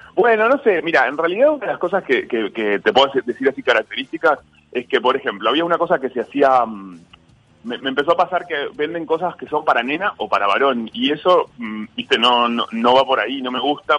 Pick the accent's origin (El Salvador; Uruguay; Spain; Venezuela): Uruguay; now in Buenos Aires, Argentina; estoy en mi país, está mi familia, mis amigos